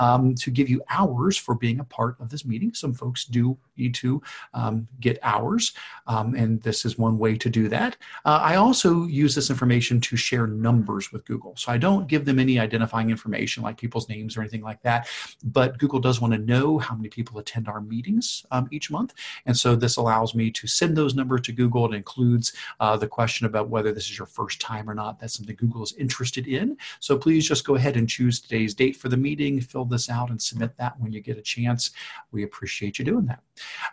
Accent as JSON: {"language": "English", "region": "Ohio", "country": "United States", "said": "Now, you heard us both say we're from Ohio"}